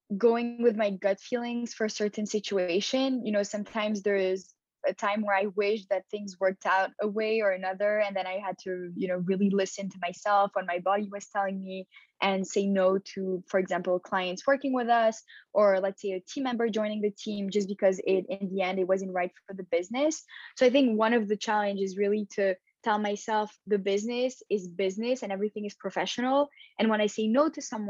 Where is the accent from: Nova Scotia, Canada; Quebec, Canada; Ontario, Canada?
Quebec, Canada; Montreal; also born or lived in Paris, France / Tel Aviv, Israel; So I was born in Paris and I grew up in Montreal. So I came here when I was 7